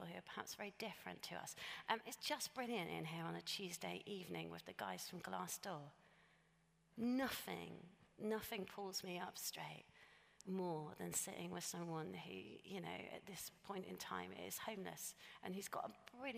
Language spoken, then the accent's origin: English; United Kingdom; we're British